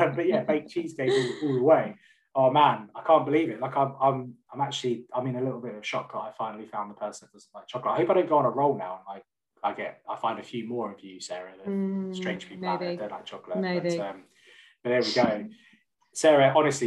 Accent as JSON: {"language": "English", "region": "London", "country": "United Kingdom", "moved": "as an adult", "lives_now": "West Midlands, United Kingdom", "said": "I'm originally from North London, and me and my wife moved up to the West Midlands to be closer to her family about a year and a half ago"}